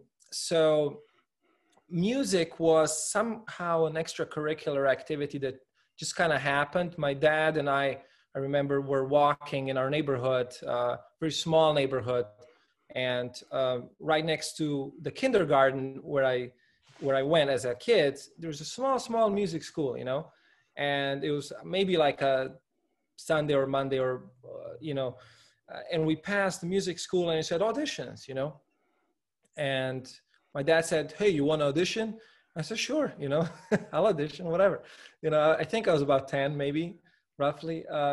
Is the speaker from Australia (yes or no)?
no; Slovenia; Well, I must say, Slovenia, in many respects, is a very comfortable place to live in. It's a small country, about a 2.5 to 3 hour drive across the sort of the longest diagonal.